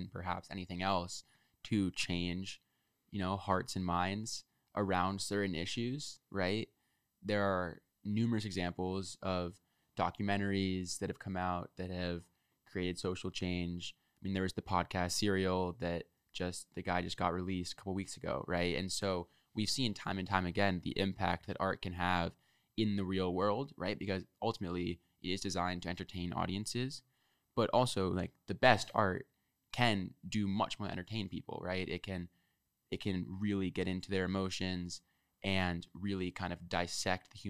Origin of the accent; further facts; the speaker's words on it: New York City, New York, United States; moved away as an adult; now in New Haven, United States; I'm from Manhattan. I'm from New York City